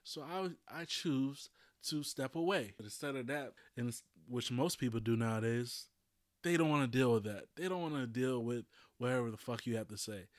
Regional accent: Louisiana, United States; I'm from Louisiana

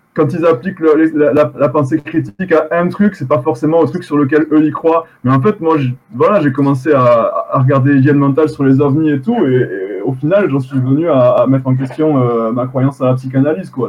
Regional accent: Occitania, France; on est français en même temps

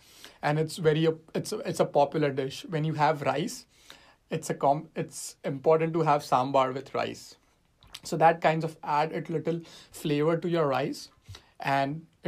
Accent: Mumbai, Maharashtra, India; now in San Francisco, United States; So while growing up in India, I was very fond of eating fish.

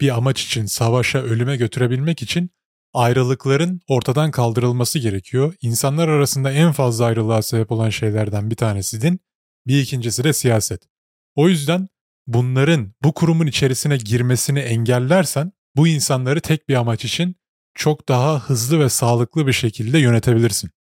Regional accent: Turkey; moved away as an adult; now in Canada; Ben doğduğum kültürde işte Türk kültüründe doğdum, muhafazakar bir ailede büyüdüm.

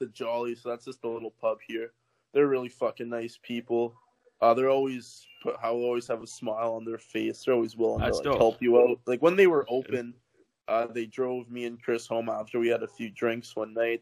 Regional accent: Canada; I'm from Canada.

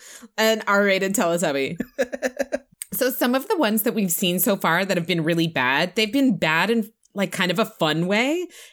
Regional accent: Canada; Oh my God, like I'm so Canadian

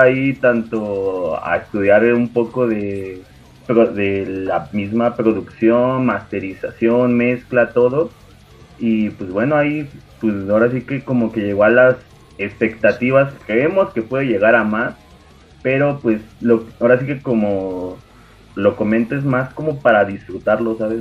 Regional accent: Tepeji del Río, Hidalgo, Mexico; de aquí de donde somos, de Tepejim

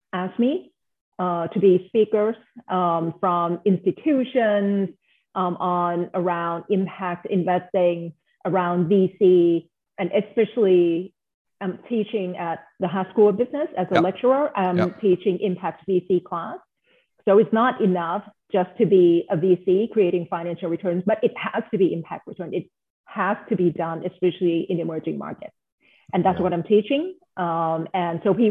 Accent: Bangkok, Thailand; moved away as an adult; now in United States; I'm from Bangkok, Thailand, by the way. So half life in Asia and half life here in the US

